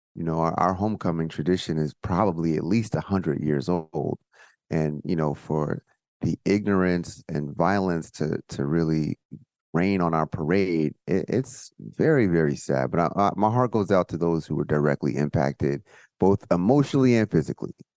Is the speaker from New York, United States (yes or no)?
no; suburban New Jersey, United States; moved away as an adult; also born or lived in Baltimore; I'm coming from New Jersey, suburban New Jersey, where, like, I'm not used to guns